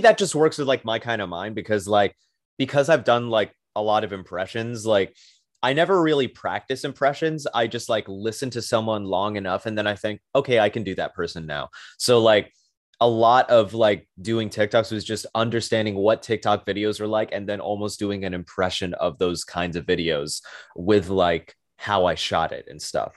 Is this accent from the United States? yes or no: yes; New York City, New York, United States; I am from Brooklyn, New York, born and raised